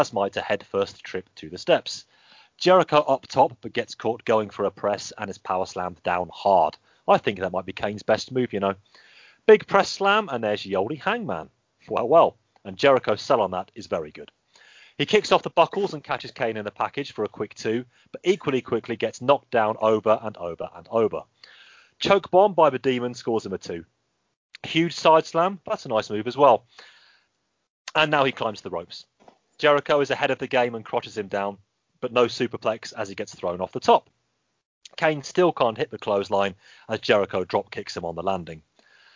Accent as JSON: {"language": "English", "town": "Birmingham", "region": "West Midlands", "country": "United Kingdom", "also_born_or_lived": "Wakefield", "said": "I go to university in Wakefield. I am from Birmingham"}